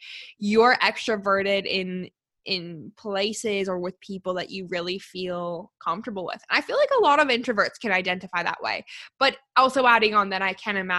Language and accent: English; Calgary, Alberta, Canada; also born or lived in Australia; I grew up in Calgary and then I moved away to Australia for a couple years